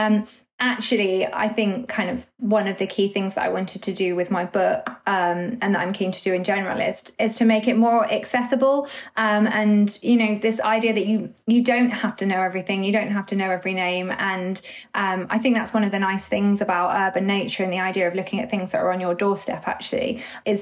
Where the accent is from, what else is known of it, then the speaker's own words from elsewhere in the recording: North Essex, East of England, United Kingdom; moved away as an adult; now in London, United Kingdom; although I was born in London, I grew up in kind of semi-rural North Essex